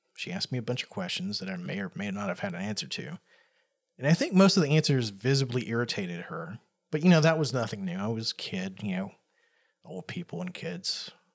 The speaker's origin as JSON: {"language": "English", "region": "the South", "country": "United States", "tie": "born or raised there", "said": "I grew up in the South, and where I was at was pretty, uh, rural area"}